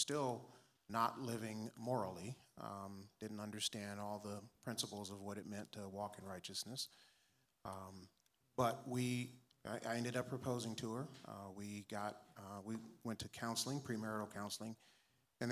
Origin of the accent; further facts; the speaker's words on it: Los Angeles, California, United States; I grew up in Southern California. I was born in South Central LA. Grew up there most of my elementary school years.